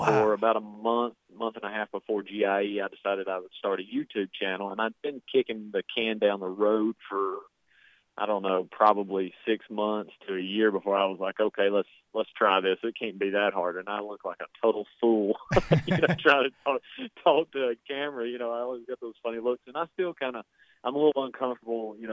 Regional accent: southern United States, United States; accent: southern drawl; I've got a pretty badly drawn-out southern drawl

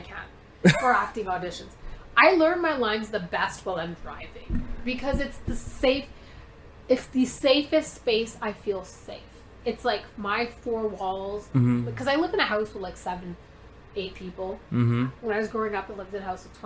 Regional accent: Canada; also born or lived in India; I'm an immigrant. I came here when I was four or four

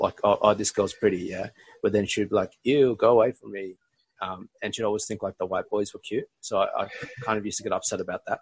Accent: Australia; accent: Australian; also born or lived in Bangladesh; my family migrated to Australia when I was 18 months old

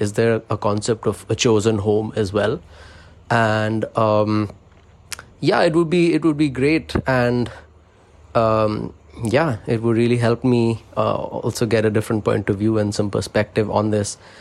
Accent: India; I come from India

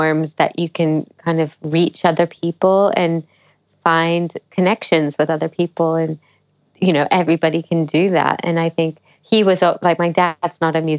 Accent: Memphis, Tennessee, United States; moved away; I'd done Indian music at home, like kind of in my hometown, but never to a great degree because we didn't really have a really solid Indian performing arts culture in Memphis, Tennessee

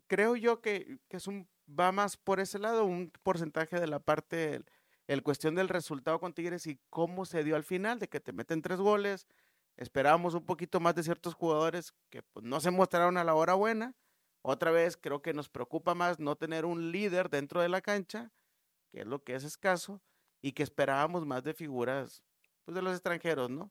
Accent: Mexico; como mexicano

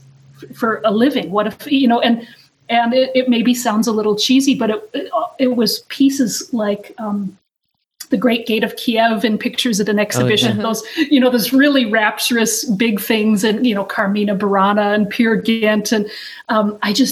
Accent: North Dakota, United States; I grew up in North Dakota

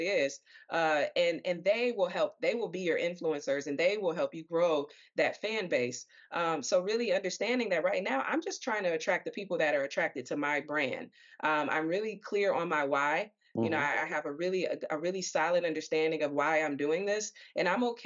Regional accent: Detroit, Michigan, United States; I'm from Detroit

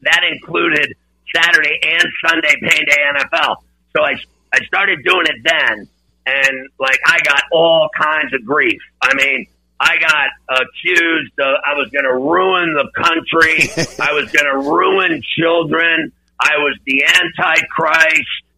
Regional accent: Pittsburgh, Pennsylvania, United States; moved away; also born or lived in Philadelphia; growing up in Pittsburgh

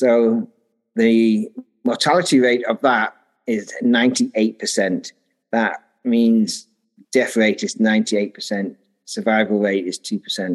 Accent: Sheffield, Yorkshire and the Humber, United Kingdom; moved away as an adult; also born or lived in Taiwan; now in Derby, United Kingdom; I grew up in Sheffield, which is a bit more north from where I am now.

